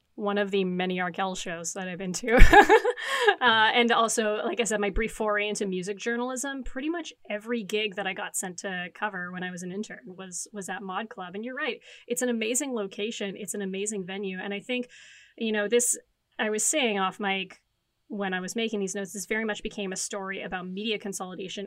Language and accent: English; Timmins, Ontario, Canada; moved away as an adult; now in Toronto, Canada; as a kid growing up in Timmins, Ontario